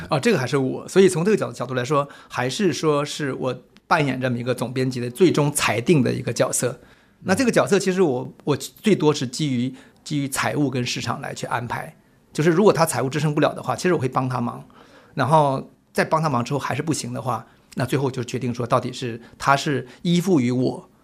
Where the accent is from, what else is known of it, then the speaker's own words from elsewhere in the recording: Changbai Mountains, Northeast China, China; moved away as an adult; now in Taiwan; 因为我们就是在长白山里出生长大的嘛